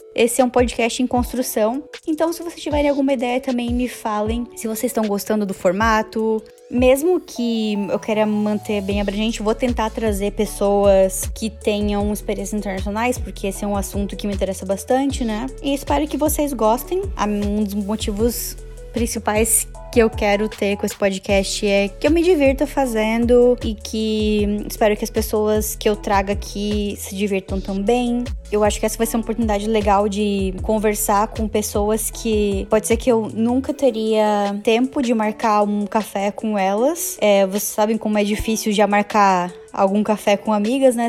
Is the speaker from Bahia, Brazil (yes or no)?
no; Joinville, Santa Catarina, Brazil; moved away as an adult; now in Canada; eu sou de Joinville, Santa Catarina, e eu moro no Canadá há pouco mais de três anos.